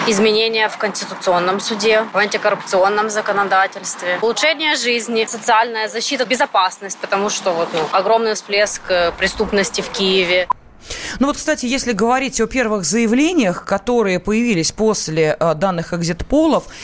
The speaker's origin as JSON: {"language": "Russian", "region": "Moscow", "country": "Russia", "tie": "born there", "said": "Я родилась в Москве."}